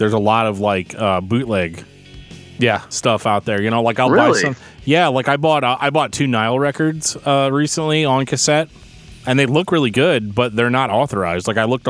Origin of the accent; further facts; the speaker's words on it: California, United States; Can you believe that we're from California?